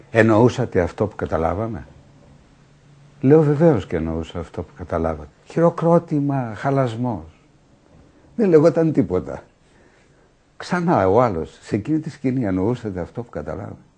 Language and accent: Greek; Athens, Attica, Greece; Εγώ ένας άνθρωπος της ασφάλτου, των καυσαερίων, της Αθήνας